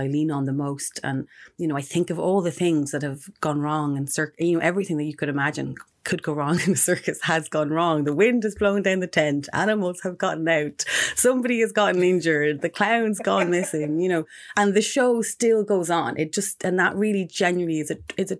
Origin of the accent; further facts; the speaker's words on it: Ireland; also born or lived in Mexico; around the age of 6 or 7 or so, we returned to Ireland when my parents split up